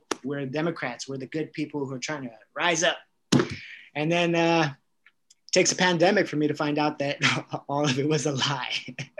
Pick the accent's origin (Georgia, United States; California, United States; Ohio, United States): California, United States; Northern; I'm from California, also Northern California, but we're all California.